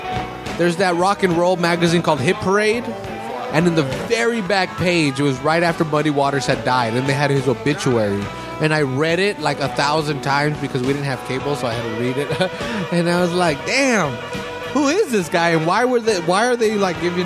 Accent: Salinas, California, United States; I'm from Salinas.

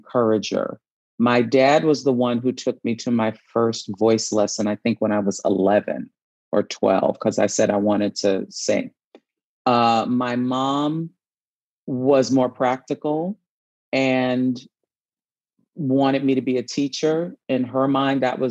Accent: New York City, New York, United States; I grew up in New York City

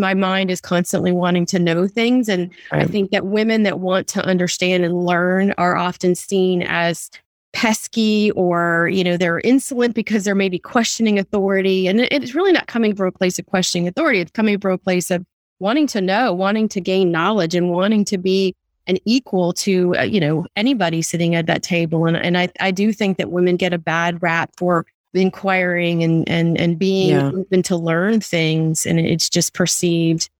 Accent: Washington, District of Columbia, United States; moved away; also born or lived in the South; I grew up in the Washington D.C. area

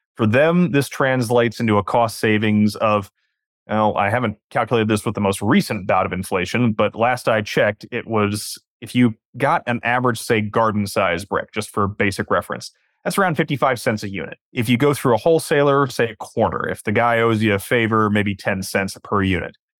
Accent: Western Washington, United States; now in Southern California, United States; I'm from Western Washington

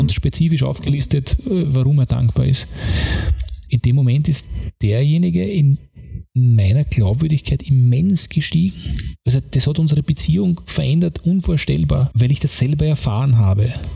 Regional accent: Austria; also born or lived in London; bin dann nach Wien gefahren, das ungefähr 35 Minuten Fahrzeit von meiner Heimatgemeinde weg ist

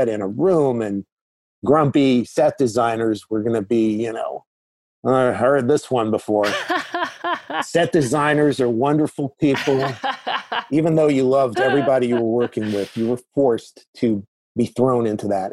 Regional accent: New York, United States; moved away as an adult; also born or lived in Chicago; I was from New York

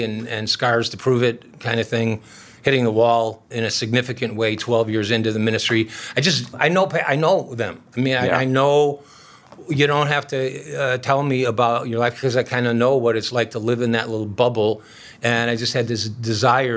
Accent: Chicago, Illinois, United States; moved away as an adult; now in Minneapolis, United States; I grew up in Chicago.

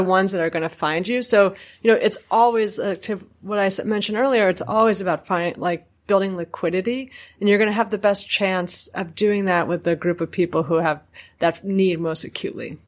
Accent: New York, United States; a New Yorker

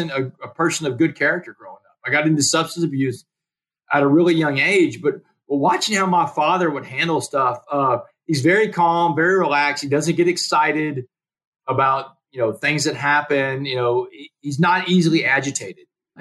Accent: Port Arthur, Texas, United States; I'm in prison in Beaumont. I grew up in Port Arthur, neighboring towns

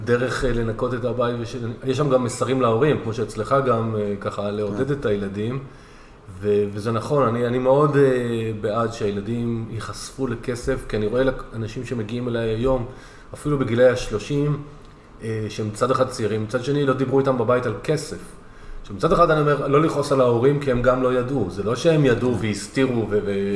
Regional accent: Northern Israel, Israel

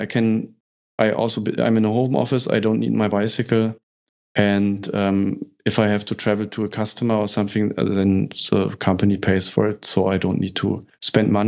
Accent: Berlin, Germany; in north of Germany, I'm coming from Berlin

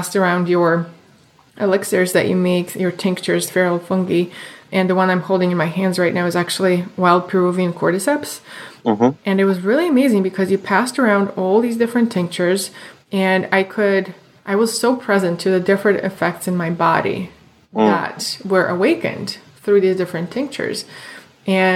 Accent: Moscow, Russia; moved away; I grew up in Moscow in Russia

